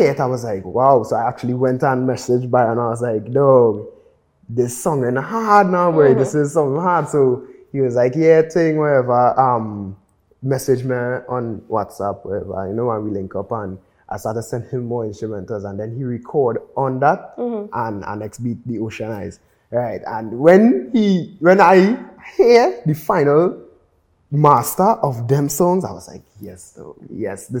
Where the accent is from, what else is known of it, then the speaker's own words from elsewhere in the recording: Trinidad & Tobago; I'm from Trinidad